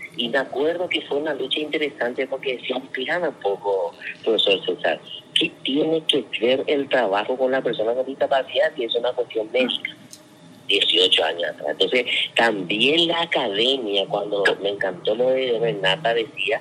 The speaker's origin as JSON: {"language": "Spanish", "country": "Paraguay"}